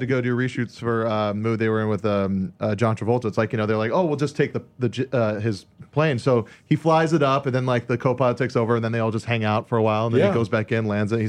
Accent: Hawaii, United States; It was crazy because I grew up in Hawaii, and there was always the story of what happened when a tsunami hit Hilo Beach on the Big Island.

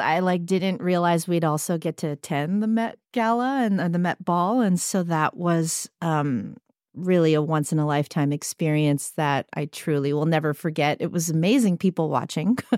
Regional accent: San Francisco, California, United States; I come from San Francisco

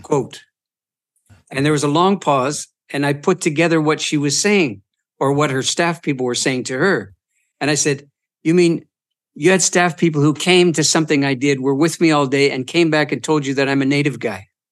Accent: Eastern Ontario, Canada; moved away; also born or lived in Boston; Eastern Ont, Ontario, uh, around the Great Lakes Basin

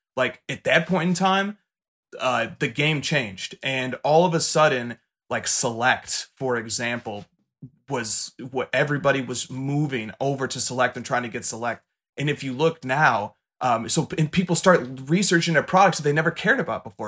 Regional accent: Chicago, Illinois, United States; I'm from Chicago

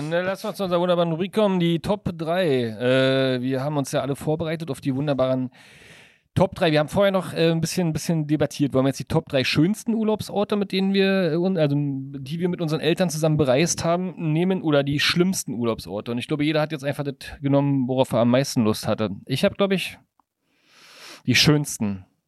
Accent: Brandenburg, Germany; ich komme ja aus Brandenburg

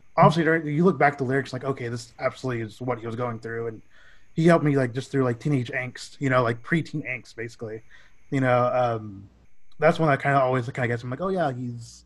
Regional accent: Dallas, Texas, United States; we're all from Dallas

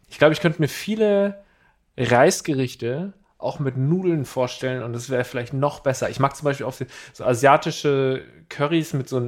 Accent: Uganda; ich bin 21 Jahre alt. Ich komme aus Uganda und ich höre den Podcast seit einem Monat zu.

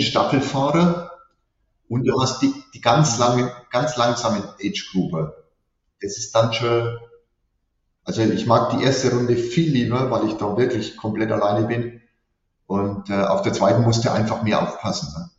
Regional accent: Teuschnitz, Bavaria, Germany; Ich komme gebürtig aus Teuschnitz, Oberfranken

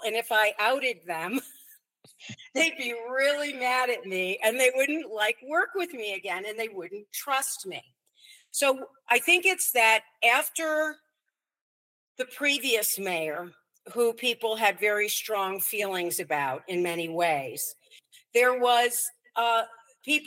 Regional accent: Chicago, Illinois, United States; I grew up in Chicago

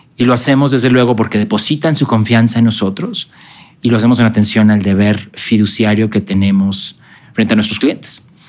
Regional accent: Mexico; also born or lived in Guadalajara, Mexico

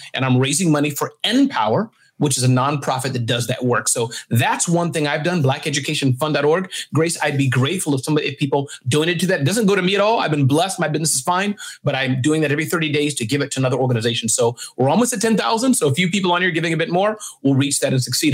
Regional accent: New York City, New York, United States; I was raised in Brooklyn

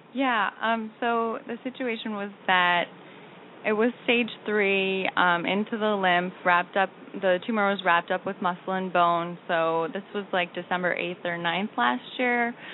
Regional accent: Minnesota, United States; moved away as an adult; now in New York, United States; I'm from Minnesota

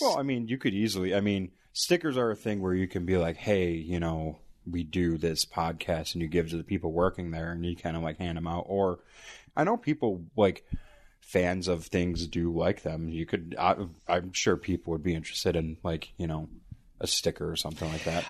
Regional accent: Buffalo, New York, United States; born or raised there

